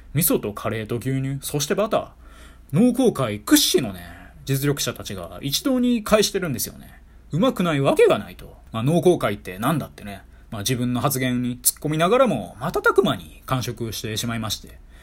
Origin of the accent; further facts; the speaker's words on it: Kyoto, Japan; 地元京都で滋賀県が隣接している私